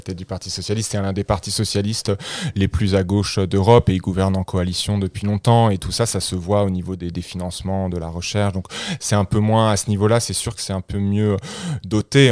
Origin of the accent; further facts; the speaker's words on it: France; moved away as an adult; now in Liège, Belgium; je, suis de nationalité française. J'ai grandi en France et j'ai fait mes études en France